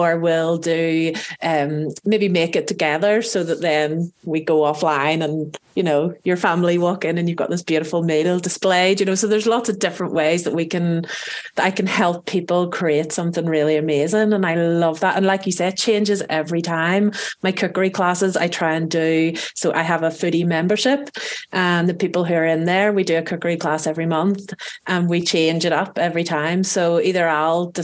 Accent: Belfast, Northern Ireland, United Kingdom; moved away as an adult; now in France; I was born in Belfast in Northern Ireland, which is both in Ireland and in the UK.

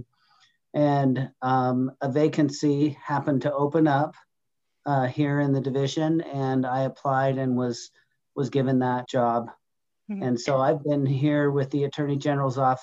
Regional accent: Utah, United States; I grew up here in Utah and attended college also here

